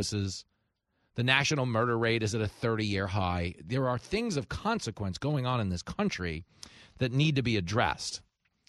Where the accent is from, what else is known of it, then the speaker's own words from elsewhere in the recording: Levittown, New York, United States; I grew up in Levittown. It was the biggest post-World War II settlement for American GIs returning home from the war